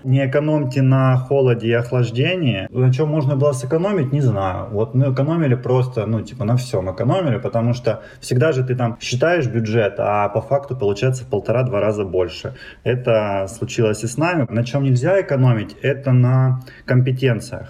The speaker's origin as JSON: {"language": "Russian", "town": "Timashevsk", "region": "Krasnodar Krai", "country": "Russia", "also_born_or_lived": "Moscow / Saint Petersburg", "moved": "as an adult", "lives_now": "Rostov-on-Don, Russia", "said": "я южанин, я из Краснодарского края, столица мира города города Тимошевск"}